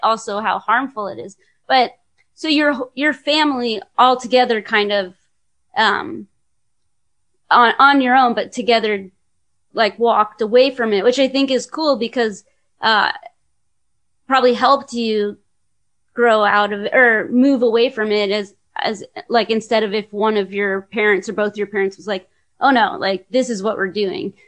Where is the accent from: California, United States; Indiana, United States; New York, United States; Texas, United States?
California, United States; I'm from California